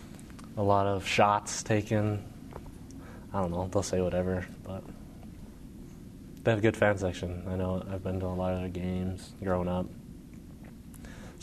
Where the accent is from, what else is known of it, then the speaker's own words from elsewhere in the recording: Hawaii, United States; I was born in Hawaii